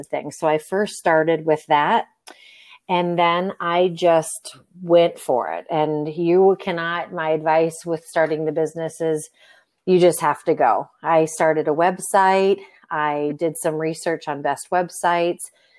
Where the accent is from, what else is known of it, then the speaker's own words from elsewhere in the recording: Florida, United States; moved away as an adult; now in Nevada, United States; I'm from Florida. I was there for about 38 years and then moved out here to Nevada